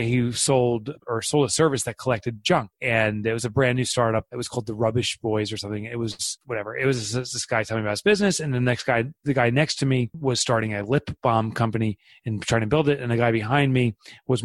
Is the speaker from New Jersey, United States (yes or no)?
yes; Boonton, New Jersey, United States; I am from Boonton, New Jersey, which most people wouldn't know where that is since we're such a tiny town